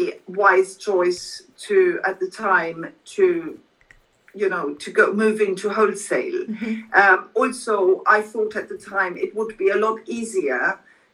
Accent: Germany; now in London, United Kingdom; I grew up in Germany

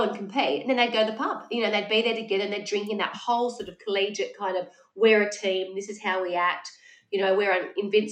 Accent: Wollongong, New South Wales, Australia; growing up in Wollongong

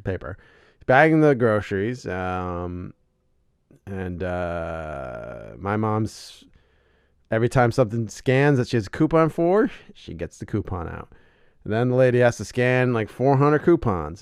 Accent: Allentown, Pennsylvania, United States; I'm not from Allentown. I'm from South Waddle Township, but it's Allentown

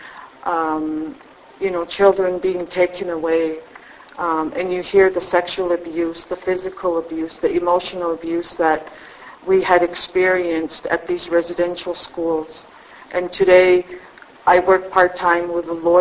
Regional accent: Blood Reserve, Alberta, Canada; I was born and raised on the Blood Reserve.

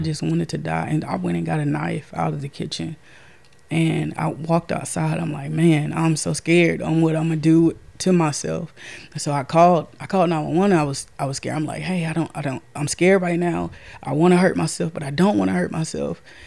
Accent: Castor, Louisiana, United States; I'm from Castor, Louisiana.

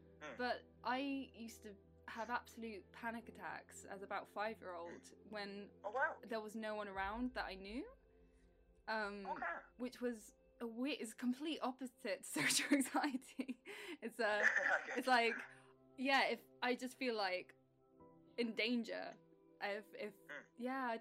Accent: England, United Kingdom; accent: English; I've got the most English accent you can ever imagine

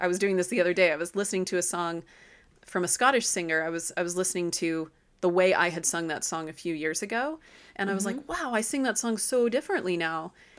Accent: Nashville, Tennessee, United States; In my background, I grew up in Nashville, Tennessee, and I grew up without being given much of a what would be classically considered a kind of Southern accent.

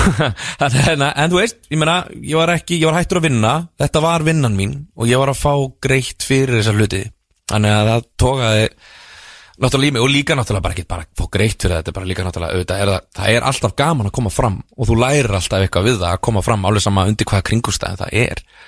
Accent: Dalvík, Northeastern Region, Iceland; ég er frá Dalvík

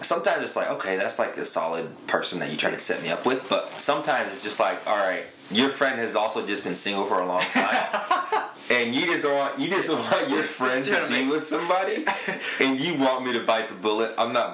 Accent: Zambia; also born or lived in London, United Kingdom; I was born in London, so came up here in 2003. I'm Zambian.

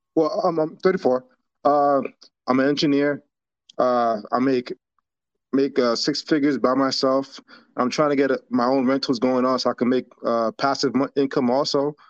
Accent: New York, United States; moved away as an adult; now in McDonough, Georgia, United States; I'm, I'm originally from New York.

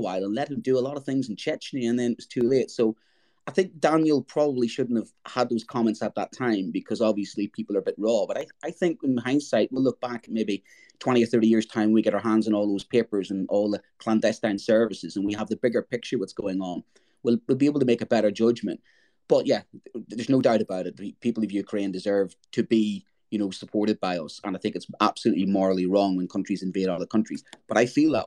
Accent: Ireland; as an Irishman

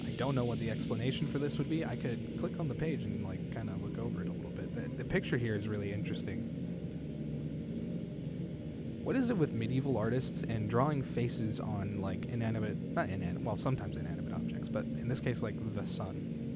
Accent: United States; I'm American.

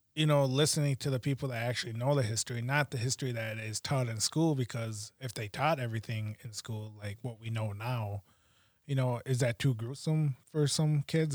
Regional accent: United States; being Native American and going to school

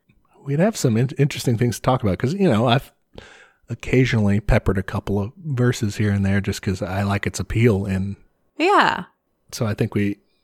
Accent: Ireland; I came from Ireland, you know?

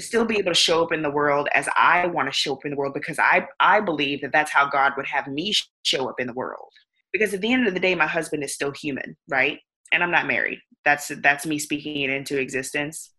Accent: the South, United States; I grew up in the South

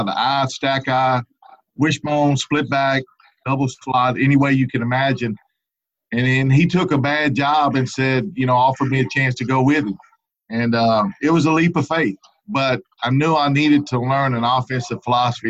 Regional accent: Baton Rouge, Louisiana, United States; also born or lived in Lake Charles, Louisiana; I grew up in the Baton Rouge area.

